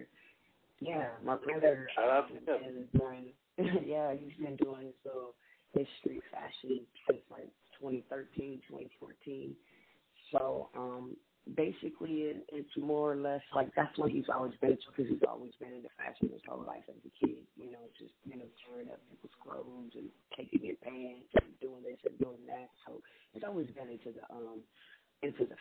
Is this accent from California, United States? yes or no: yes; Compton, California, United States; moved away as an adult; now in Texas, United States; We actually grew up in Compton. I'm not from LA. I'm more from Compton